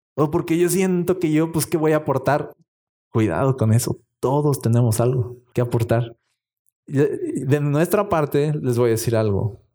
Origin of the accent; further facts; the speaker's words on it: Mexico; como buen mexicano